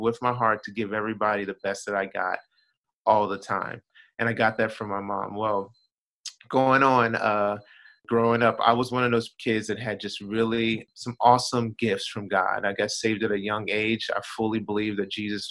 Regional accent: Florence, Kentucky, United States; I am from Florence, Kentucky. That's about 10 minutes outside of Cincinnati, Ohio

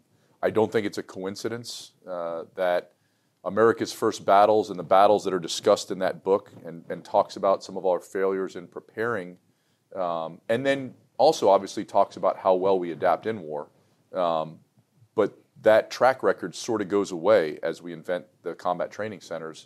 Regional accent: New York City, New York, United States; I was born in New York City

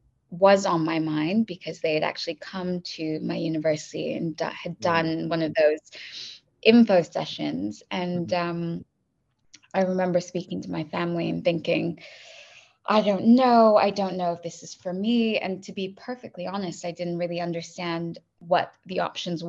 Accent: Kuwait; also born or lived in Dubai / Bay Area, California; now in London, United Kingdom; I grew up in Kuwait and I'm half Iranian and half Pakistani

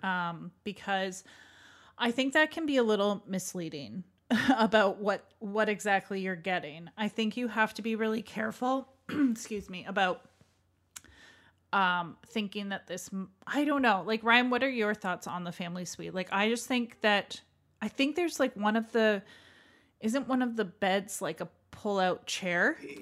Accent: Canada; as a Canadian

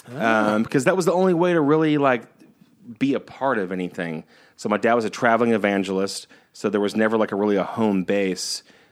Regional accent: Missouri, United States; Growing up in the Boot Hill of Missouri, Texas, Mississippi, the only way to be close to like film or be close to acting was just to be an actor.

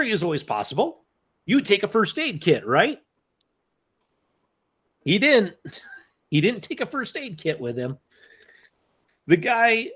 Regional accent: Black Hills, South Dakota, United States; as a kid, I grew up in the Black Hills.

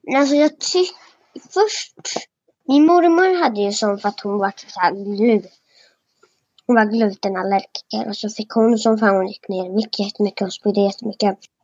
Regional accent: Halmstad, Halland County, Sweden; jag föddes i Halmstad

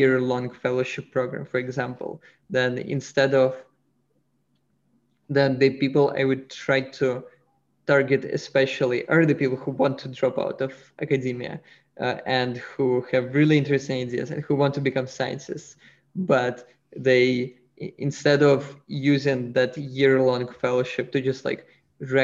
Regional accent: Russia; moved away; I'm originally from Russia

